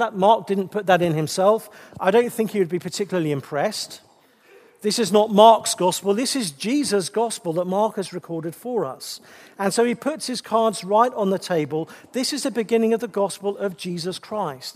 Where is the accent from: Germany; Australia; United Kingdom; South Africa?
United Kingdom; England; being English